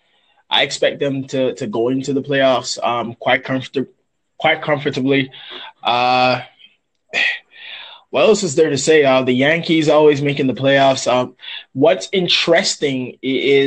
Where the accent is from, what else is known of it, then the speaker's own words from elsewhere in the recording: Jamaica; I'm from Jamaica.